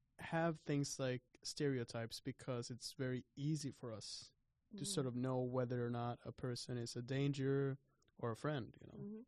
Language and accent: English; Oslo, Norway; I'm from Oslo